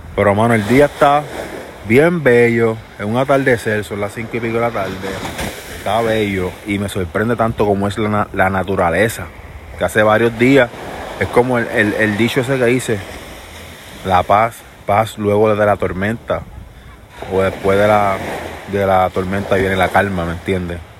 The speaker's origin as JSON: {"language": "Spanish", "country": "Puerto Rico", "said": "yo soy boricua full. Soy de aquí, de aquí."}